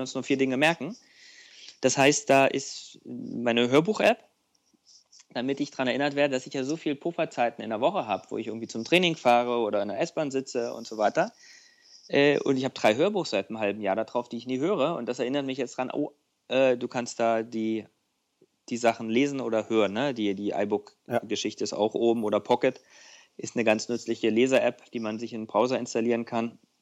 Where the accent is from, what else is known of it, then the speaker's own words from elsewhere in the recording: East Germany, Germany; als Ostdeutscher